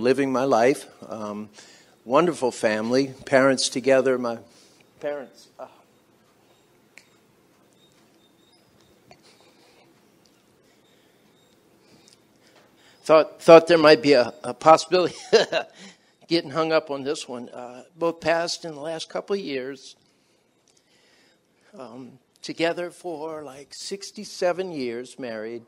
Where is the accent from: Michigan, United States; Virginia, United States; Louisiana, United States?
Louisiana, United States; New Orleans; I was brought up in New Orleans